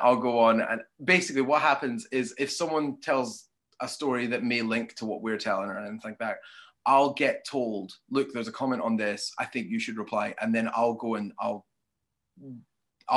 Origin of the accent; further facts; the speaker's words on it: Scotland, United Kingdom; a Scottish, British person